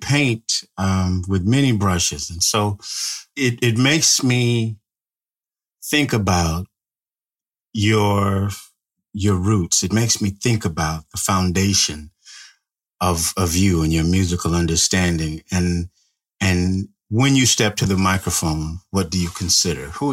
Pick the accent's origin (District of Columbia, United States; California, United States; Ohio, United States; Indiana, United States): California, United States; Bakersfield; I bought this house in Bakersfield, California, which is my hometown